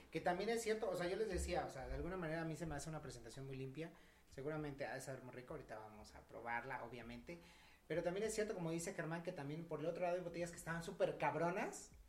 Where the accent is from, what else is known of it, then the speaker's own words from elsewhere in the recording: Mexico; si bien nosotros apreciamos como dijimos, mexicanos el mezcal